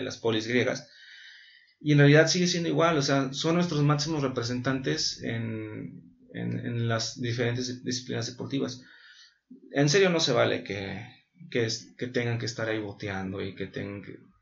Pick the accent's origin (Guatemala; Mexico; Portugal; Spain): Mexico